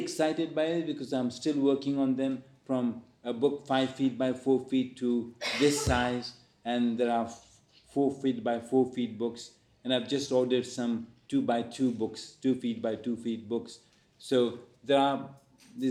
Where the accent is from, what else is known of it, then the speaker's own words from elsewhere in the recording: India; now in London, United Kingdom; I have an Indian nationality because that's where I was born. And then once I settled here, I became a British national.